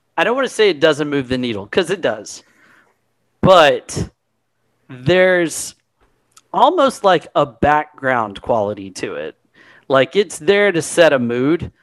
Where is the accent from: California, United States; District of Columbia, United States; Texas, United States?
Texas, United States; I'm from here I'm from Texas